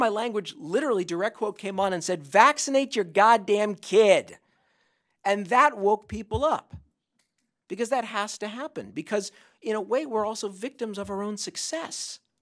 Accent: Santa Monica, California, United States; In my hometown of Santa Monica, California

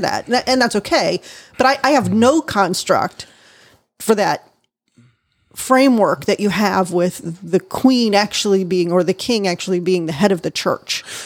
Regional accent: United States

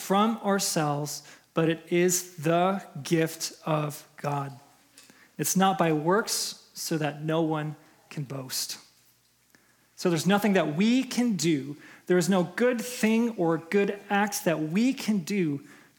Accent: Chicago, Illinois, United States; moved away as an adult; now in Minnesota, United States; I'm from Chicago. I was born and raised in Chicago.

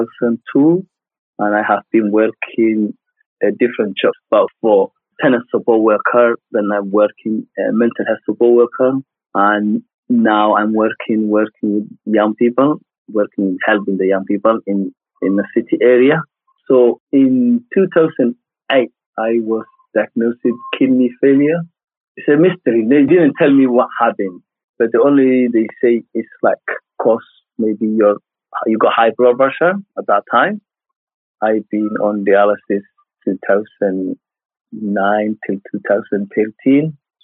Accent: Mali; I'm from East Africa. I'm from Mali and the inner city.

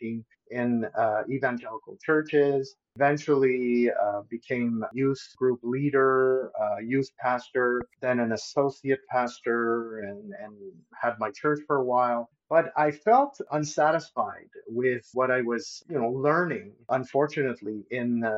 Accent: Montreal, Quebec, Canada; I'm originally from Montreal

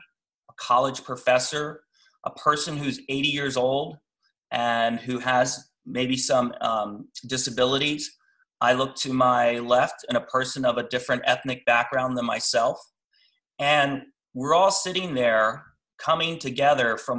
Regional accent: Washington, District of Columbia, United States; moved away; also born or lived in Alexandria, Virginia / California / Maryland; I grew up in DC. So there is a lot of history and I love history. And so growing up in DC and growing up in Alexandria

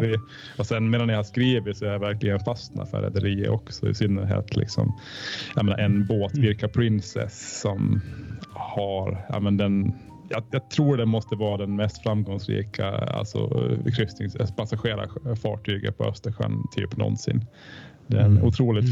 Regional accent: Åland Islands; Jag är ålänning

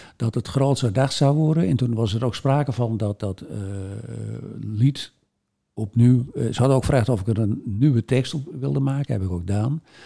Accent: Volendam, North Holland, Netherlands; wij binnen natuurlijk als Volendammers

